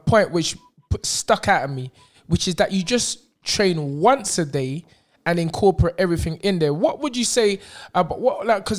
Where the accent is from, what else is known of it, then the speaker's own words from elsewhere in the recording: Nigeria; But I'm not 10 years because I'm African Nigerian, so you never know what age we are.